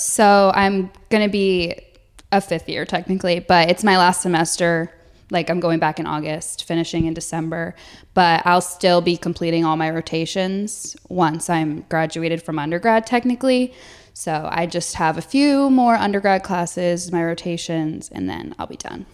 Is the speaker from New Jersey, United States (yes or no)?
yes; New Jersey, United States; also born or lived in Alabama; I'm from New Jersey